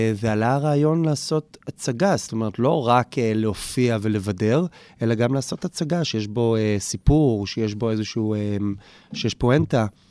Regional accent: Jerusalem, Jerusalem District, Israel; נולדתי בשכונת אה, הר נוף בירושלים, גדלתי שם.

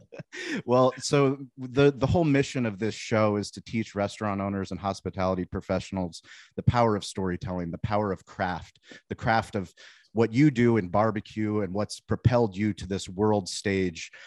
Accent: Denver, Colorado, United States; also born or lived in Boulder, Colorado; I was born actually in Denver.

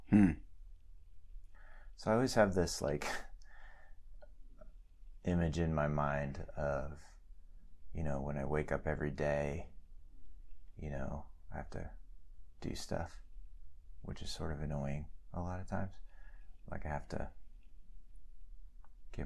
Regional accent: United States; we are American and human

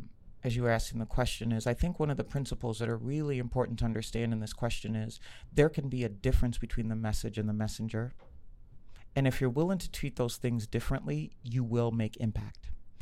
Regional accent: Kenya; I'm good and I'm Kenyan. I'm smart and I'm Kenyan. I'm a girl and I'm Kenyan. I work for Target and I'm Kenyan.

